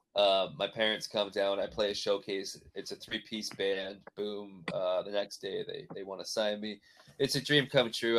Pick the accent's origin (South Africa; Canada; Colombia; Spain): Canada; moved away; also born or lived in Nashville; growing up like that in Canada